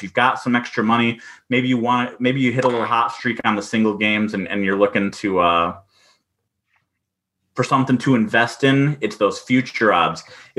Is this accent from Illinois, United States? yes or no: yes; Chicago, Illinois, United States; You know, I'm from the Chicago area.